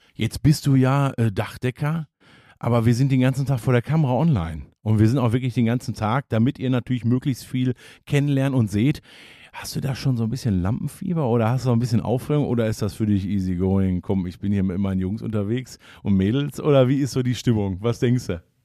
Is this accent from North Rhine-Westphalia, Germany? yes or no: yes; Hagen, North Rhine-Westphalia, Germany; ich bin ja gebürtiger Hagener